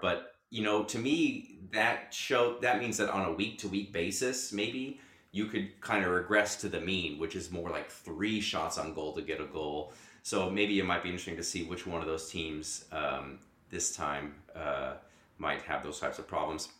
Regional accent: United States; I'm an American

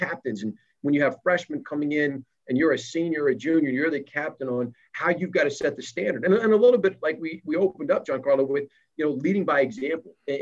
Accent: State College, Pennsylvania, United States; I grew up in State College

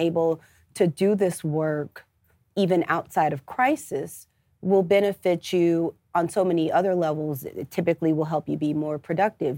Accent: St. Louis, Missouri, United States; moved away as an adult; now in Atlanta, United States; I'm originally from Saint Louis, Missouri

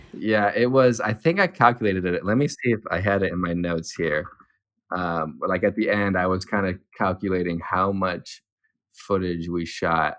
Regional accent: near South Bend, Indiana, United States; now in South Bend, United States; I'm from South Bend, um, well, I'm from a town over, but I've lived in South Bend for four or five years now

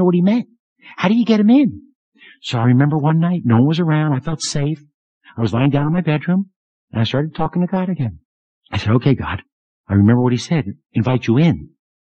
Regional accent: Philadelphia, Pennsylvania, United States; I come from Philadelphia, a middle-class Jewish neighborhood

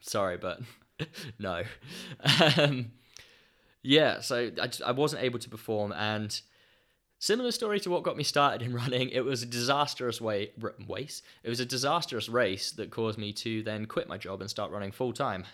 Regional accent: Ipswich, East of England, United Kingdom; running on the roads around Ipswich in my hometown

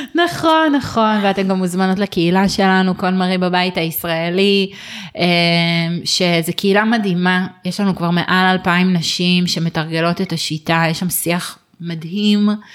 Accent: Israel; אנחנו ישראלים

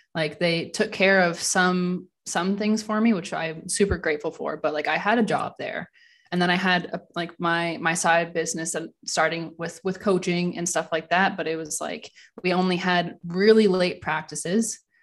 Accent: Ranford, Ontario, Canada; moved away as an adult; now in Germany; I'm originally from Ranford, Ontario. So I, I grew up there

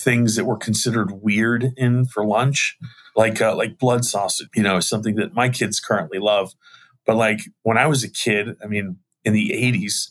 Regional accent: Arlington, Virginia, United States; I was born and raised in Arlington, Virginia

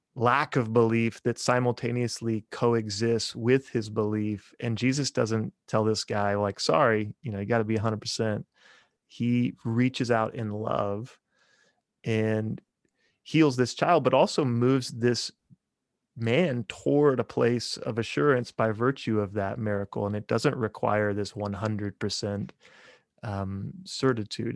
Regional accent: just south of Topeka, Kansas, United States; moved away as an adult; now in Bartlesville, United States; I grew up in Kansas, just south of Topeka, Kansas, eh, kinda out in the country.

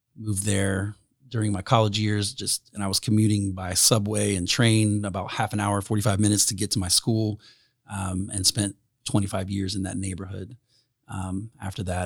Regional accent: Fairmount, Indiana, United States; born or raised there; moved away as an adult; also born or lived in Anderson, Indiana / Alexandria, Indiana / Summitville, Indiana / Philadelphia

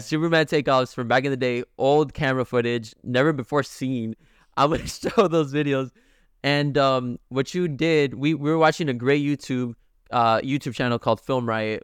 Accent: Mexico; moved away; we were raised in Mexico

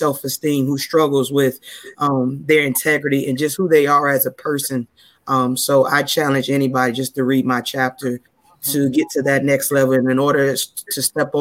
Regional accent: Detroit, Michigan, United States; now in Virginia, United States; I've been living in Virginia for about 15 years now, but born and raised from Detroit, Michigan

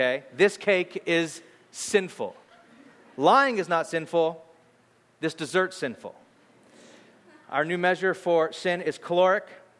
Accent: Bakersfield, California, United States; now in San Francisco, United States; my wife and I grew up in Bakersfield

